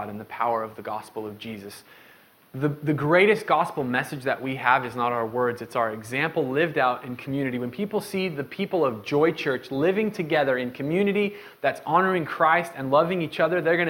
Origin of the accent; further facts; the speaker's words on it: Medford, United States; growing up in Medford